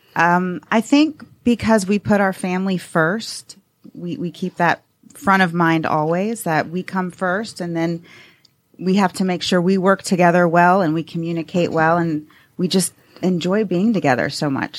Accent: Atlanta, Georgia, United States; I'm a native from Atlanta

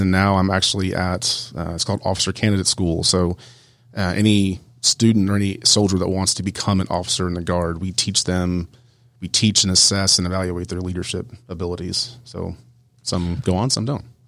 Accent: Columbus, Georgia, United States; moved away as an adult; I grew up in Columbus, Georgia, so at Fort Benning

